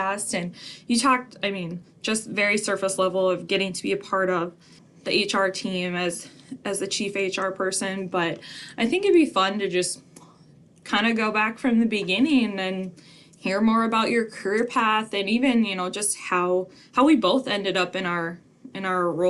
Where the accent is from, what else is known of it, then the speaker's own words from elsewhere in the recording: Richardton, North Dakota, United States; now in Mandan, United States; I grew up in a small town of like 600, 800